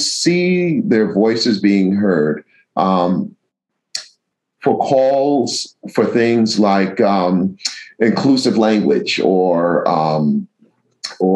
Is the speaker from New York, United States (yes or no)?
yes; New York City, New York, United States; the church where I grew up in Mott Haven Reformed Church in the Bronx